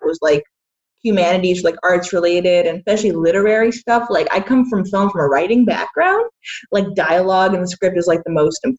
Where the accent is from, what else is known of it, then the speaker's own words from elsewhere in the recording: Boston, Massachusetts, United States; Yeah, I was born in Boston, and okay. I um, I grew up nearby.